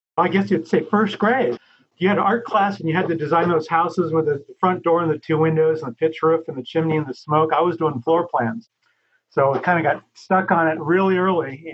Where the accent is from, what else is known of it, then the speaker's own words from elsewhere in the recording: Los Angeles, California, United States; also born or lived in Hollywood / San Fernando Valley; I grew up in Laurel Canyon